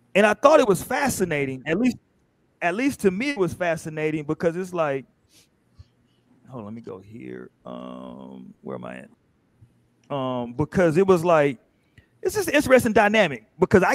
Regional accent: Houston, Texas, United States; I grew up in Houston.

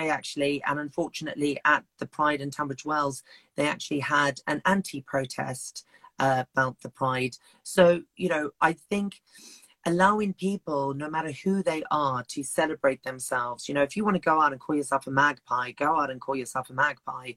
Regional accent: Zimbabwe; now in Kent, United Kingdom; I come from Zimbabwe in Africa originally, and living in Africa where it's illegal to be gay

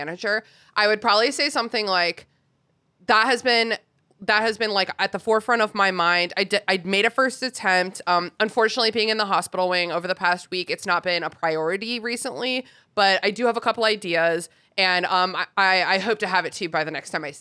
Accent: Burke, Virginia, United States; I grew up in Burke. Virginia

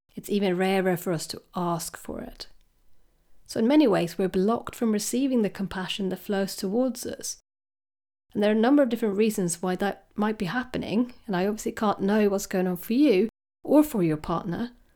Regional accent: Sweden; now in United Kingdom; I come from Sweden

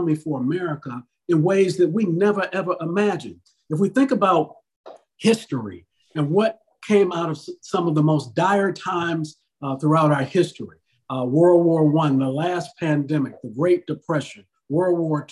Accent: Detroit, Michigan, United States; moved away; when I was growing up in Detroit

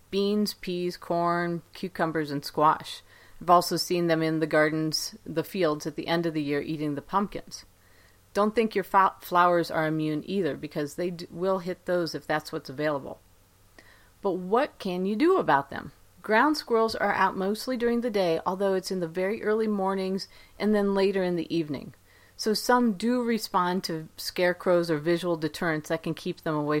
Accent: Ohio, United States; now in Great Falls, United States; growing up in Ohio

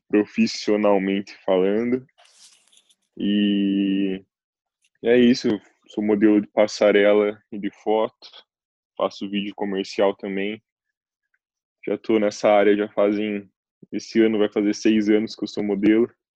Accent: Curitiba, Paraná, Brazil; moved away as an adult; also born or lived in Cape Town, South Africa / Istanbul, Turkey / Milan, Italy; now in Norway; sou de Curitiba

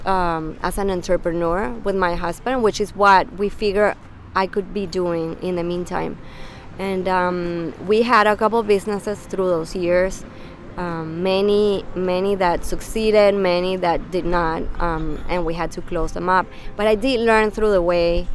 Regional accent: Venezuela; moved away as an adult; also born or lived in New York; now in United States; Venezuela, I'm born and raised in Venezuela

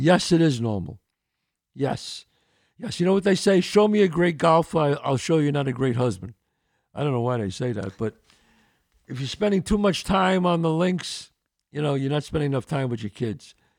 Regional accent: New York City, New York, United States; I grew up in the Bronx, one eighty-seventh and Belmont

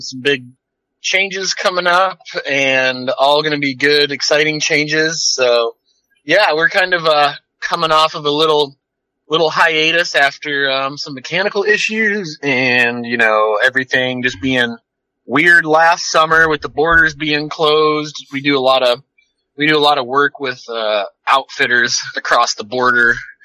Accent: Northwest Michigan, United States; moved away as an adult; also born or lived in Colorado; now in Bellingham, United States; I grew up in Northwest Michigan, moved out here after high school

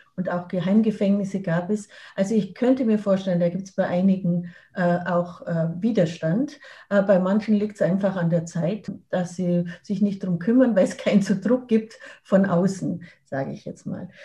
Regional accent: Germany; Als Deutsche

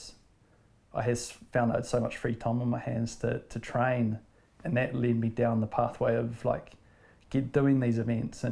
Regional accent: Auckland, New Zealand; also born or lived in Wanaka; now in Piha, New Zealand; I grew up in West Auckland

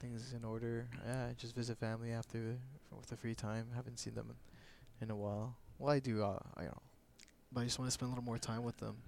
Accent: Canada; I'm Canadian

